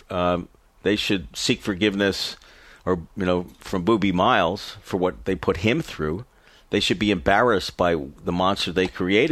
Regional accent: New York City, New York, United States; I'm from New York City and had a life of extreme embarrassing privilege

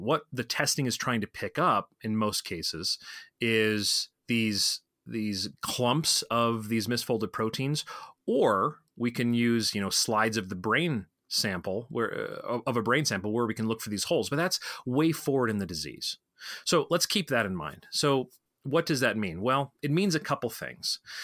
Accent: Colorado, United States; my home state of Colorado

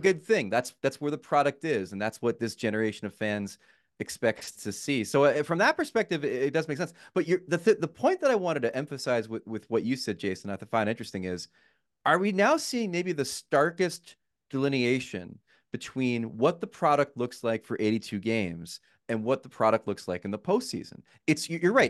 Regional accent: New Jersey, United States; I grew up in Jersey

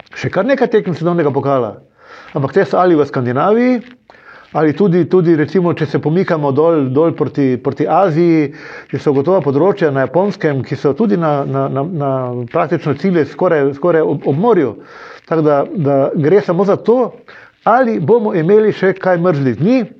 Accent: Maribor, Drava, Slovenia

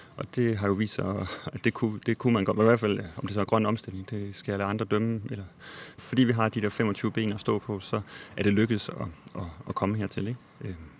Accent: Odense, Southern Denmark, Denmark; also born or lived in Nørrebro, Copenhagen; now in Copenhagen, Denmark; i min barndom med mine forældre og bedsteforældre i Odense, hvor jeg kommer fra

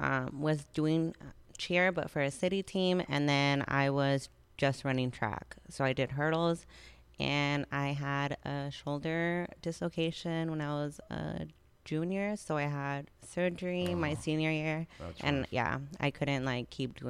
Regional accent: El Paso, Texas, United States; now in Dallas, United States; I live in Dallas, but I'm from El Paso.

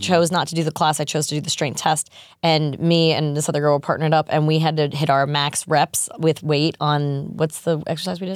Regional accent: New York, United States; I'm a New Yorker

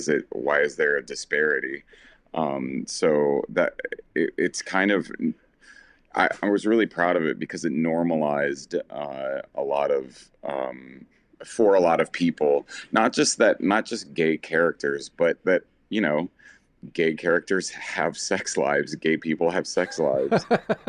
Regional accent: Southern United States, United States; I didn't have that kind of visibility as a little gay boy growing up in the South.

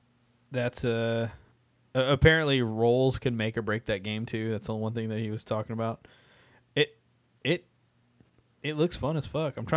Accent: Texas, United States; I'm from Texas.

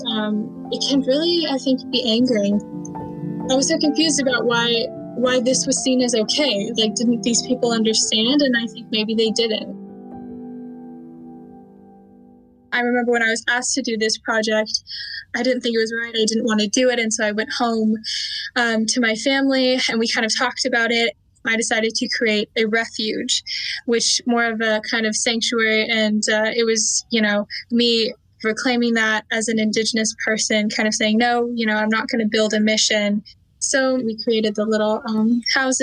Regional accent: Temecula, California, United States; I'm from Temecula, California

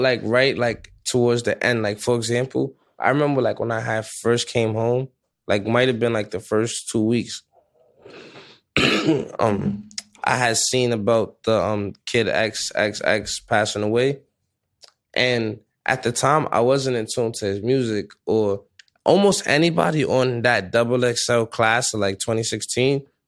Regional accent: New York City, New York, United States; I'm from the Bronx

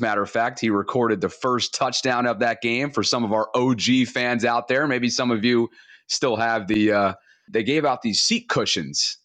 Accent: Albany, New York, United States; growing up in Albany, New York

